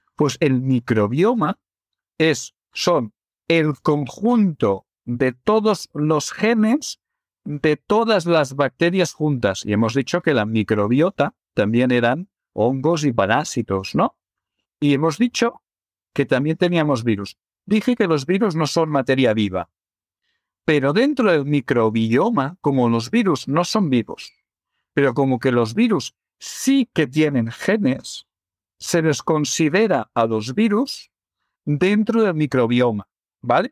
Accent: Barcelona, Catalonia, Spain; yo soy de Barcelona

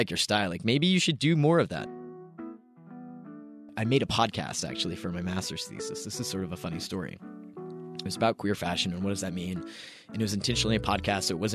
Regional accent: Kentucky, United States; now in Los Angeles, United States; I grew up in Kentucky.

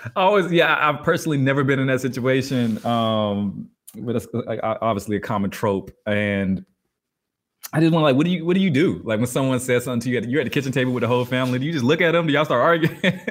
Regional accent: Albany, Georgia, United States; I grew up in Albany, Georgia, birthplace of …

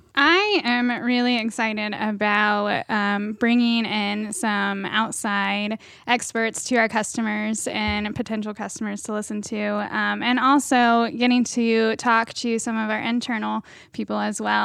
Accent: Marion County, Ohio, United States; I am from Marion County

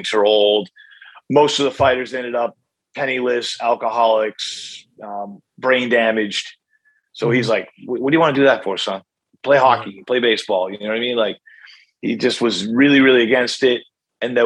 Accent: Haverhill, Massachusetts, United States; Haverhill, where I was born

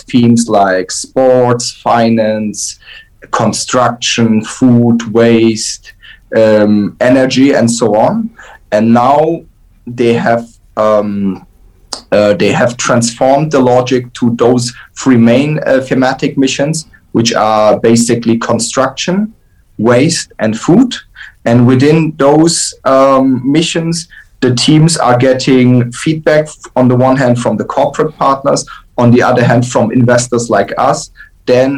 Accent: Frankfurt, Hesse, Germany; I grew up in Frankfurt.

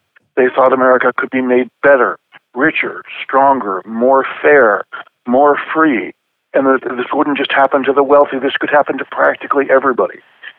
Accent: Buffalo, New York, United States; Well, Buffalo at that time and still today is mainly a middle-class town. It was mainly working class when I was young.

